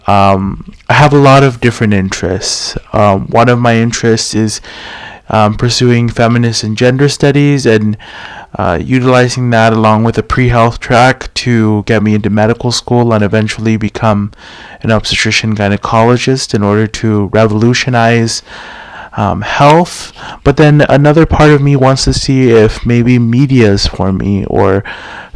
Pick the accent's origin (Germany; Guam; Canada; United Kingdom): Guam; Tamuning; also born or lived in Carlisle, Pennsylvania; I was born and raised here on Guam in the Chamorro culture